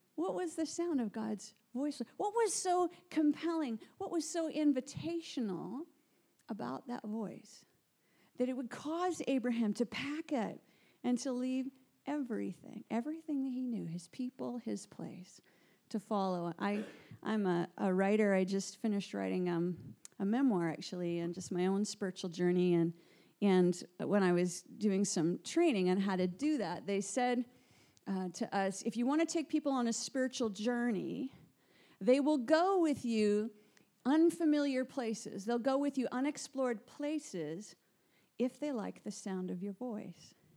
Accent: Canada; moved away as an adult; now in Guildford, United Kingdom; I am from Canada. Moved recently to the UK about seven months ago

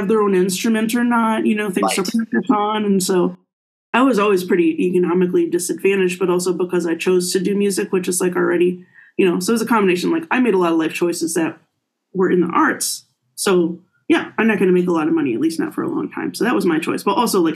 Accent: Appleton, Wisconsin, United States; moved away as an adult; also born or lived in Miami, Florida / Cincinnati, Ohio; now in Michigan, United States; I grew up in Appleton, Wisconsin, home of Harry Houdini

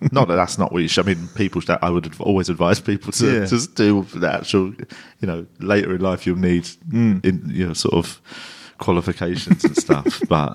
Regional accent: England, United Kingdom; It's that weird one where I was always aware that sort of I'm English.

